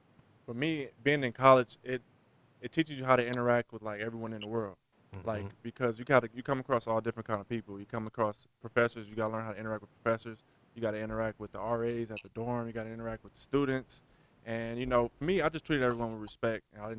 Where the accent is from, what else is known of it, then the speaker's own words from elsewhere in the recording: Fairfax, Virginia, United States; Well, for me, I was so arrogant and cocky and big-headed because I was like, I come from Fairfax.